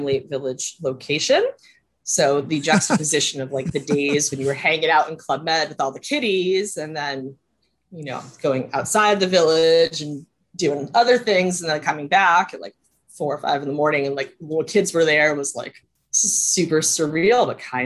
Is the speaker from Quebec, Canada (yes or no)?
yes; Montreal, Quebec, Canada; moved away as an adult; also born or lived in United States; I lived from Montreal from the time I was 10 until I was 20